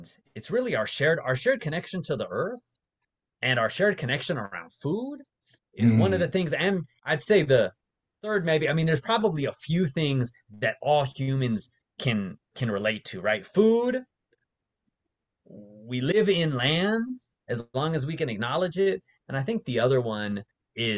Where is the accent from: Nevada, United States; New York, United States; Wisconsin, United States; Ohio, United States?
Nevada, United States; Las Vegas; moved away as an adult; also born or lived in Bay Area, California; I grew up mostly in Las Vegas